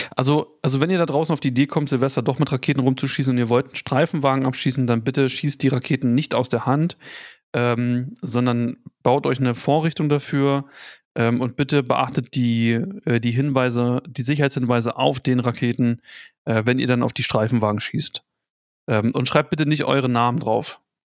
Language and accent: German; the East, eastern Germany, Germany; Ich komme halt aus dem Osten. Wir haben halt irgendwie im Dorf